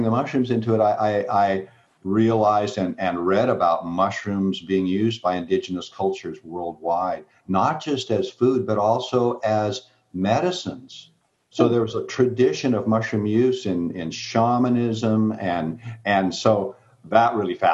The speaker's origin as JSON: {"language": "English", "town": "Seattle", "region": "Washington", "country": "United States", "tie": "born or raised there", "said": "I grew up in Seattle"}